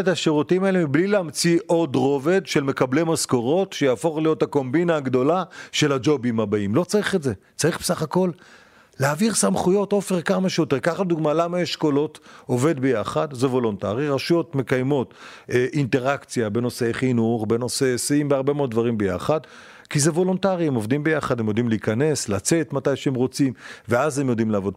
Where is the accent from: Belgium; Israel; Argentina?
Israel; Beit She'an, Northern District; moved away as an adult; also born or lived in Modiin; שבית שאן, שנולדתי שם, שגדלתי שם, בתיכון שם